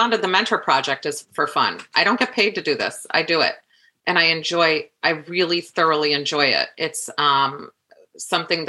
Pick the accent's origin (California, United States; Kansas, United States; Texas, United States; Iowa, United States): Iowa, United States; Des Moines; now in New York, United States; I'm from Iowa.